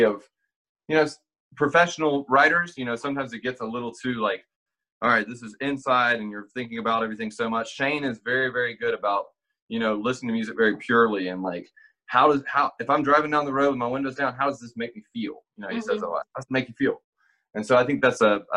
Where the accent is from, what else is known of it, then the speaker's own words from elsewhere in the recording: Meridian, Mississippi, United States; now in Nashville, United States; I'm from a town called Meridian